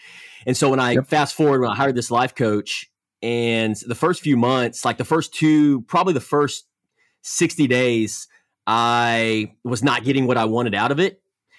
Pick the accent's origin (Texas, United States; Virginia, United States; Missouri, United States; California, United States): Texas, United States; Conroe